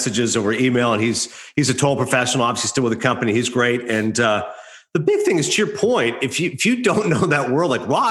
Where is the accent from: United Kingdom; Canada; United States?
Canada; moved away; I do weekly radio hits back home. I'm Canadian, so I do it in Toronto and Calgary and Vancouver.